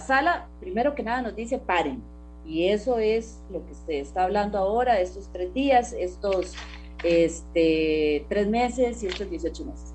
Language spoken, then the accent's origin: Spanish; Costa Rica; como costarricense